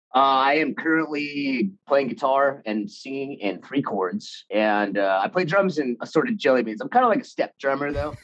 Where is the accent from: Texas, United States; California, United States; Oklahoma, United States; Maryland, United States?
California, United States; Anaheim; I was born in Anaheim. Grew up in Anaheim